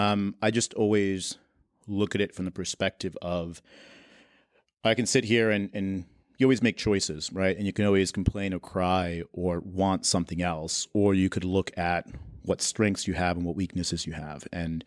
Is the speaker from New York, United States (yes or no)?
yes; New York City, New York, United States; I'm from Queens.